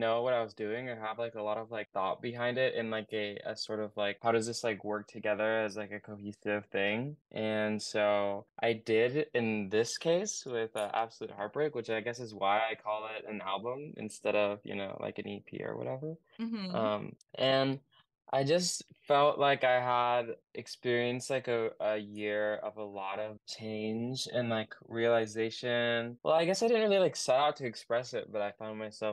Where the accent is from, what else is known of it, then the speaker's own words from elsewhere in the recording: Oregon, United States; I'm from Oregon and I make like indie pop